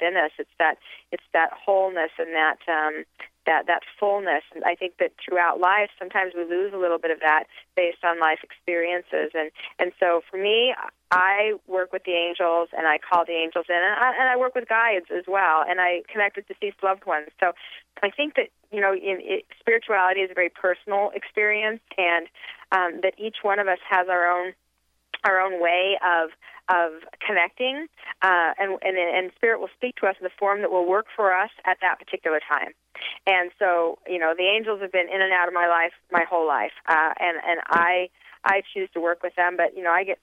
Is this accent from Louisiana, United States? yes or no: no; Salt Lake City, Utah, United States; I was raised in Salt Lake City, Utah